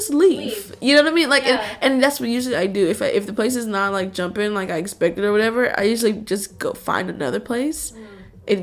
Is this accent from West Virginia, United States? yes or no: no; Houston, Texas, United States; I grew up in Houston